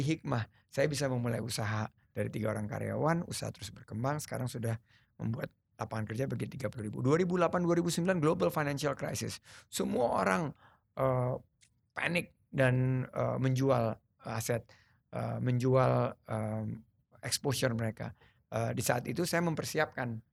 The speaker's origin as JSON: {"language": "Indonesian", "region": "Sumatra", "country": "Indonesia", "tie": "born or raised there", "also_born_or_lived": "United States", "said": "Lahir di Sumatera, ayah saya orang Sulawesi, ibu saya orang Jawa"}